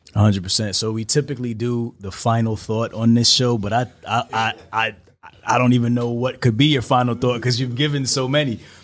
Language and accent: English; New York City, New York, United States; I'm from Brooklyn.